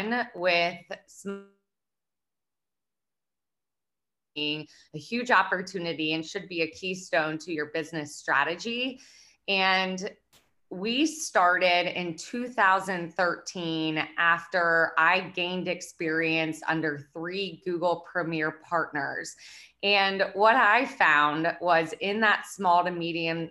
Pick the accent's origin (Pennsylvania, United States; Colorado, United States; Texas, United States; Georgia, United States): Pennsylvania, United States; Lancaster; I'm originally from Lancaster, Pennsylvania. It's a, you know, big farm town.